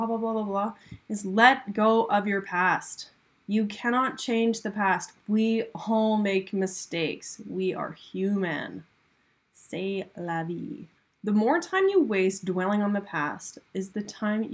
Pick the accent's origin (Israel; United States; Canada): Canada; I'm from Canada. There's lots of ice here